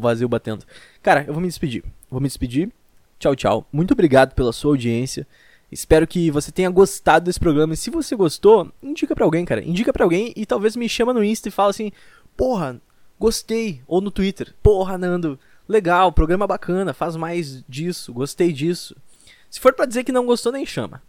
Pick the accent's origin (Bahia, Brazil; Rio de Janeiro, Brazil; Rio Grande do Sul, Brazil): Rio Grande do Sul, Brazil; Eu sou do Rio Grande do Sul